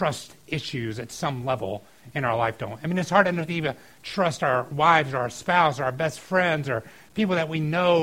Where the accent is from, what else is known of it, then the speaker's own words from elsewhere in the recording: outside of Atlanta, Georgia, United States; I grew up outside of Atlanta